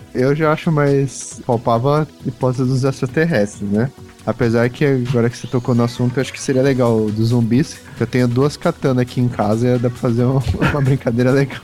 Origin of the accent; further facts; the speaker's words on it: Brazil; a gente é brasileiro